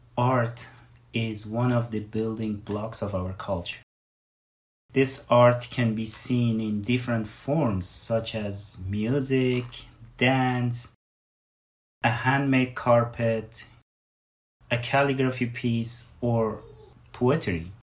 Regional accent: Iran; moved away as an adult; also born or lived in Afghanistan; now in Canada; an immigrant started like long time ago, back in 1985 when I was only five. So we left Afghanistan. We lived in Iran for many years, for 23 years.

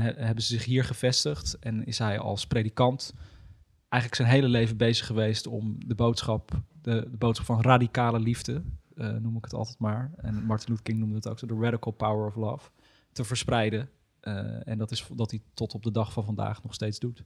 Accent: Almere, Flevoland, Netherlands; niet geboren, maar wel opgegroeid

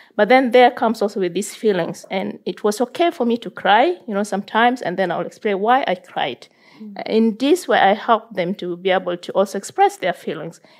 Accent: South Sudan; now in Norway; growing up in South Sudan

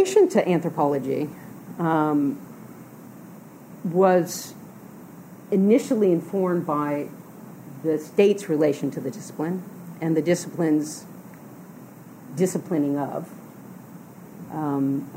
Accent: Louisiana, United States; moved away; I grew up in Louisiana woods

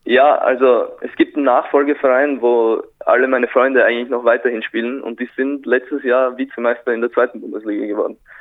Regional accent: Güssing, Burgenland, Austria; moved away as an adult; now in Braunschweig, Germany; ich bin in Güssing geboren

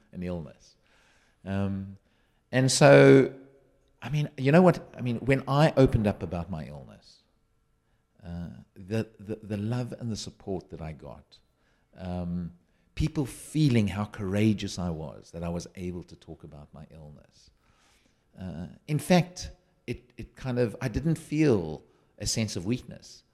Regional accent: South Africa; now in United Kingdom; I'm a South African living in the U K.

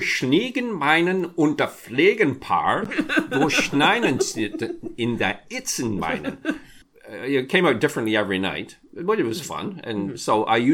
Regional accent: England, United Kingdom; now in Canada; as I was growing up in England, my parents had the radio on all the time.

